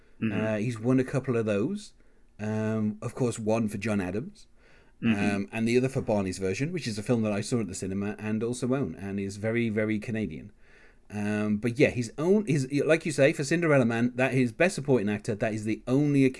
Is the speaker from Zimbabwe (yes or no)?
no; England, United Kingdom; as an Englishman myself